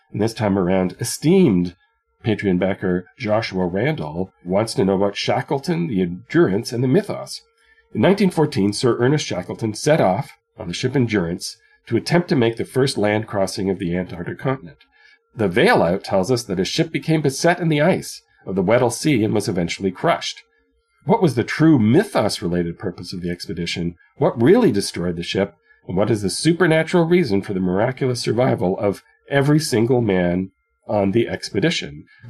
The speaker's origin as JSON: {"language": "English", "country": "Canada", "said": "Well, in actual fact, we all cluster as far away from the Arctic Circle as we possibly can on the 100-mile line of the border with the U.S."}